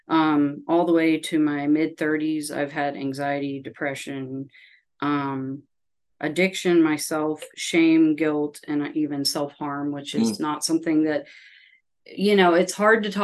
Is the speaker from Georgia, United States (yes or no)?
yes; Sugar Hill, Georgia, United States; I was born and raised in Sugar Hill, Georgia, which is in Gwinnett County.